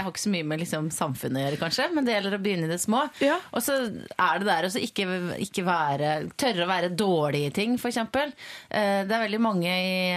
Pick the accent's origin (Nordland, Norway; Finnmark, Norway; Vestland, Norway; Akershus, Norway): Vestland, Norway; Voss; also born or lived in Vaksdal; Jeg er fra Vaksdal. Gått på gymnas på Voss, der jeg har vokst opp.